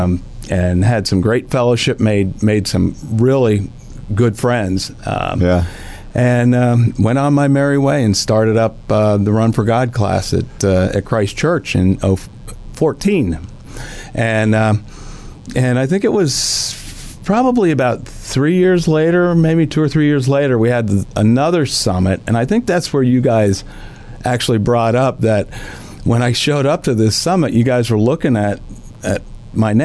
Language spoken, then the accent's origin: English; Wilkes-Barre, Pennsylvania, United States; moved away as an adult; also born or lived in Philadelphia area / Lancaster County, Pennsylvania; now in Tennessee Valley, United States; I grew up in the Wilkes-Barre area